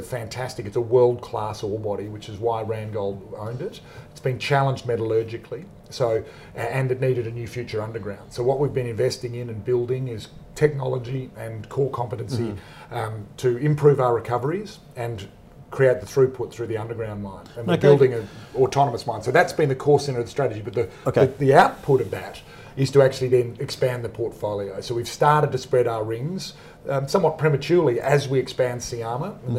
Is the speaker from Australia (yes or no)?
yes; Perth, Western Australia, Australia; No, I'm from Perth.